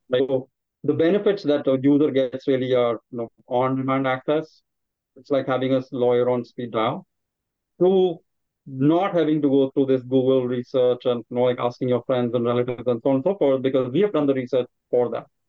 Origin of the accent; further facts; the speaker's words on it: India; moved away as an adult; now in United States; I grew up in India as well, trained as an engineer. I'm, I came to the United States about 20 years back.